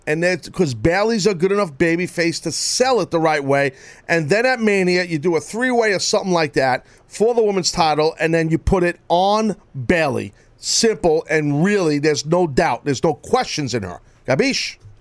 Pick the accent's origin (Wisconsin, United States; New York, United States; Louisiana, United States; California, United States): New York, United States; New York City; I'm a guy from Brooklyn